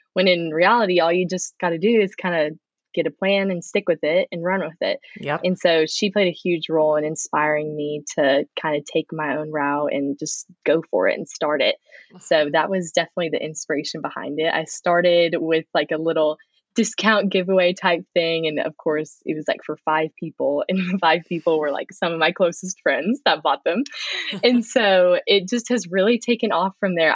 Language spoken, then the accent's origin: English; Frisco, Texas, United States; moved away as an adult; also born or lived in Plano, Texas; I'm from Frisco, Texas. It's kind of in the Dallas area. Um, I was born in Plano, which, but I've always just been in the Dallas suburb area.